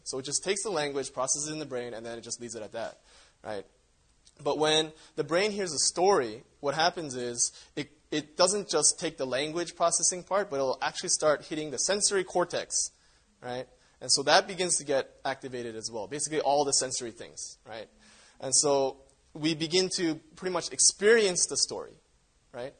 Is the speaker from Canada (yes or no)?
yes; Canada; I grew up in Canada where there's, like, a lot of Native Indians